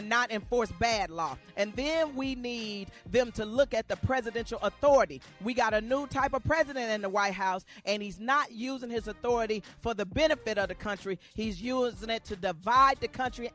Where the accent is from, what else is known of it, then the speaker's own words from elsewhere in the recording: Arkansas, United States; I'm from Arkansas.